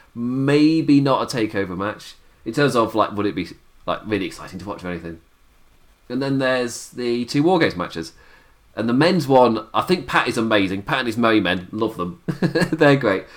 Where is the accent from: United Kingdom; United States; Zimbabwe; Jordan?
United Kingdom; England; as an Englishman